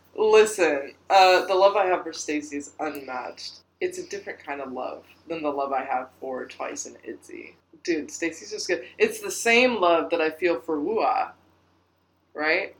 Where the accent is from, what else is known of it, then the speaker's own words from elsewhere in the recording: United States; we're American